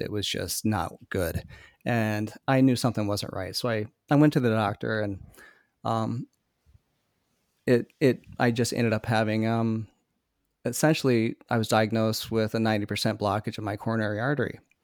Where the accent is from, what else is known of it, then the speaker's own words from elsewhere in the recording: Iowa, United States; now in Minnesota, United States; growing up in Iowa